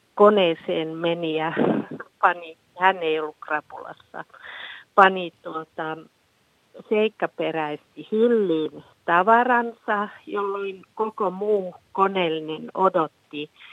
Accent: Finland; tämä on häpeisin olla suomalainen

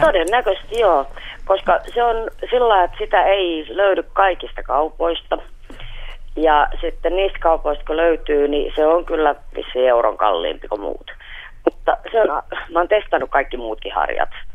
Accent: Pori, Satakunta, Finland; mä oon Porista.

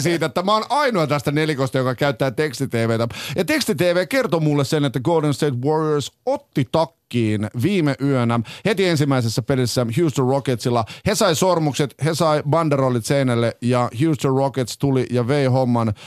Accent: Finland; me ollaan Suomesta

